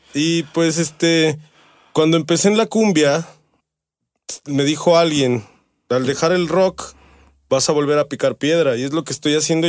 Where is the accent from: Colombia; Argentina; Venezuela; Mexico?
Mexico; yo soy de la Miravalle. Mi jefa es ahí. Ahí nacimos en la Miravalle